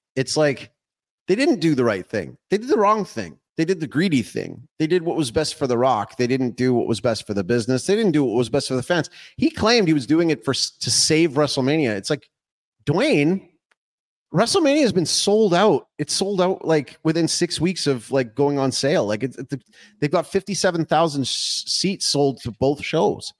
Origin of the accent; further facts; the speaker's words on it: Calgary, Alberta, Canada; when I was growing up in Calgary